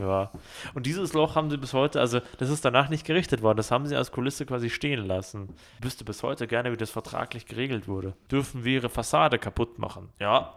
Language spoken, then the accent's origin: German; Ismaning, Bavaria, Germany; da, wo ich aufgewachsen bin in Ismaning